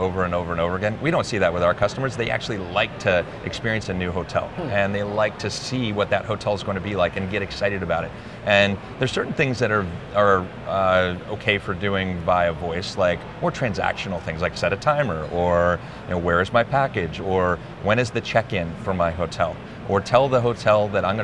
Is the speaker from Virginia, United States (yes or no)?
yes; Charlottesville, Virginia, United States; I grew up in Charlottesville, Virginia